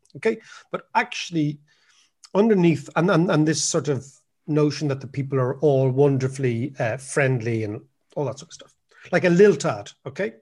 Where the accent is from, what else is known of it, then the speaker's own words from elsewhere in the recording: Ireland; America in the eighties as an Irish student